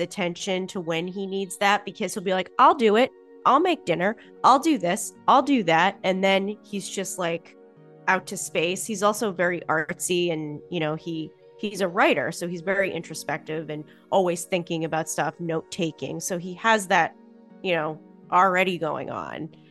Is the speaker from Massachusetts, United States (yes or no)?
yes; Boston, Massachusetts, United States; I'm also from Boston, so that's just how I talk